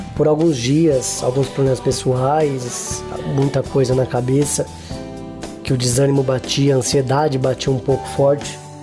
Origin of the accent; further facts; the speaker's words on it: Guarulhos, São Paulo, Brazil; eu sou de Guarulhos, São Paulo